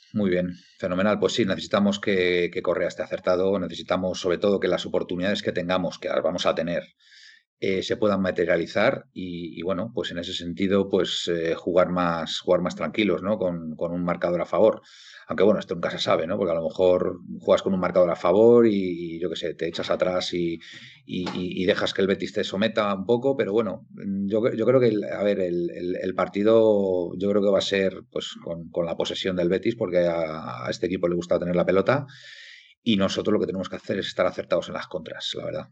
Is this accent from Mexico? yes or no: no; Galicia, Spain; mi tierra galega